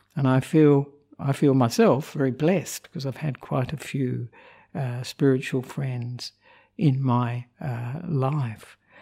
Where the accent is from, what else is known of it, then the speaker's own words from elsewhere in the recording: Australia; moved away as an adult; also born or lived in Sri Lanka; I'm an Australian monk who ordained with Ajahn Brahm 23 years ago, and but have been living in Sri Lanka for 14 of those years